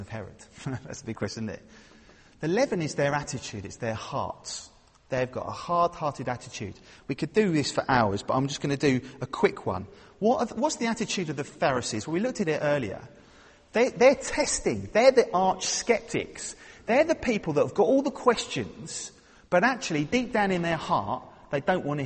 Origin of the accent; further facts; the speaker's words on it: London, United Kingdom; I'm from London